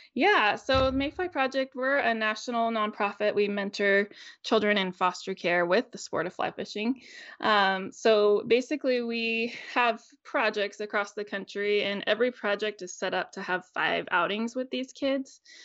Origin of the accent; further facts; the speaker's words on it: United States; also born or lived in Northern California / Northern Idaho / Tacoma, Washington; I grew up in Northern California and Northern Idaho